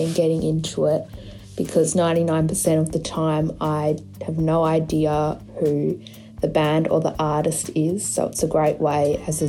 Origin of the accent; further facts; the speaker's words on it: Australia; I'm 15 from Australia.